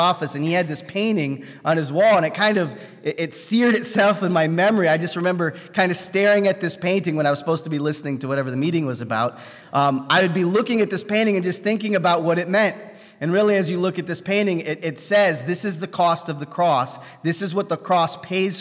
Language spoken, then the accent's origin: English; United States; I was born in the United States